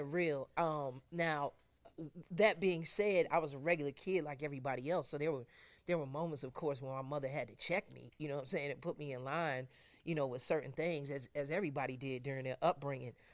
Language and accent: English; Chicago, Illinois, United States; my, my family and I, we hail from Chicago.